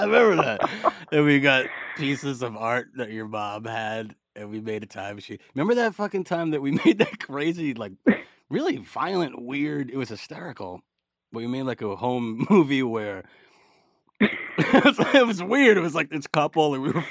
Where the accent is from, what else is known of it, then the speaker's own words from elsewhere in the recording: New York City, New York, United States; growing up in Brooklyn